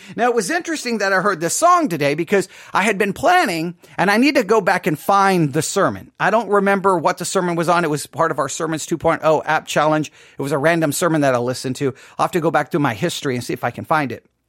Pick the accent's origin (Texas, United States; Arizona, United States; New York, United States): Texas, United States; West; too many encounters with scorpions in my life growing up in West Texas